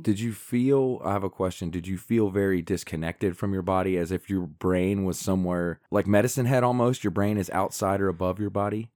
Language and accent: English; Appalachia, United States; we're Appalachian